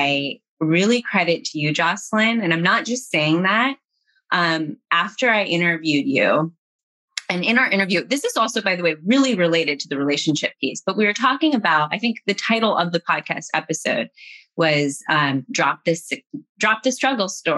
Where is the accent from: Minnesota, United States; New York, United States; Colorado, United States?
Colorado, United States; moved away; also born or lived in Bay Area / Los Angeles; I was in the Bay Area and I'm from Colorado